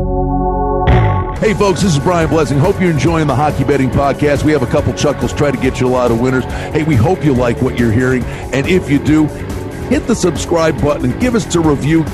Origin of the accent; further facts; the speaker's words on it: Pennsylvania, United States; moved away; I'm from Pennsylvania originally, and there's certain words and certain things you say a certain way